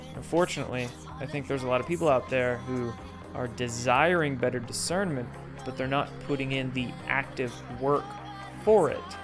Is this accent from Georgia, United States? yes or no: no; Washington, United States; I grew up in Washington State, and I had a lot of family in Montana.